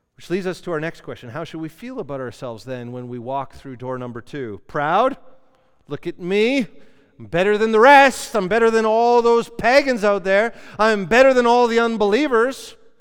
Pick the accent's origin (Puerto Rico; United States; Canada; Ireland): Canada; we're Canadian.